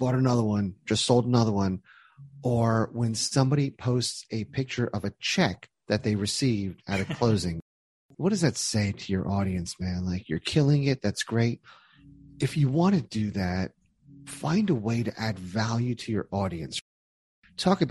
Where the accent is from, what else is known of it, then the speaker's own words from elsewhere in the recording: New Jersey, United States; I'm from Jersey